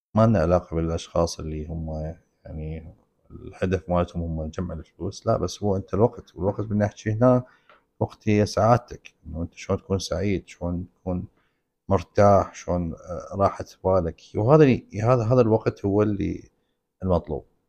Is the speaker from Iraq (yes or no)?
yes; Iraq; احنا بال بالعراق